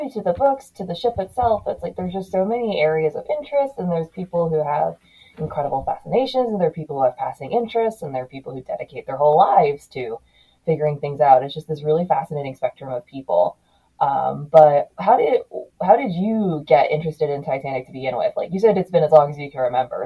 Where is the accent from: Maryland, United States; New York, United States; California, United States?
Maryland, United States; I'm from Maryland